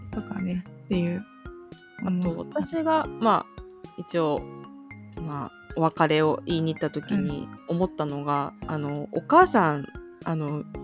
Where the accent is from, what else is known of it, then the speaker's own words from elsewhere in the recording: Japan; 離島の出身だからさやっぱ同級生とか